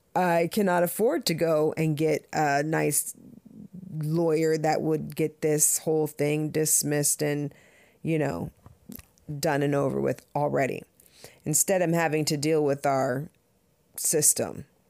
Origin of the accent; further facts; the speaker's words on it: Southern California, United States; also born or lived in Jamaica (family); now in Connecticut, United States; I grew up in Southern California